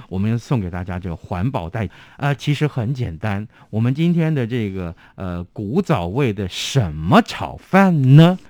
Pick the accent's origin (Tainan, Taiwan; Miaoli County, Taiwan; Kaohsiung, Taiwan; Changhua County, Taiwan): Tainan, Taiwan; first language Hokkien; Chinese is a second language; also born or lived in Taipei; 我们台南人了啊，呃，从小我都讲闽南语